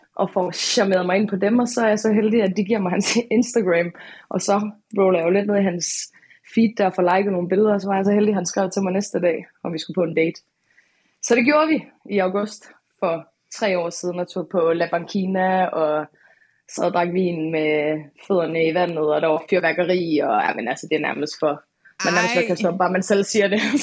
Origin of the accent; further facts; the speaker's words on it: Aalborg, North Denmark Region, Denmark; jeg er fra Aalborg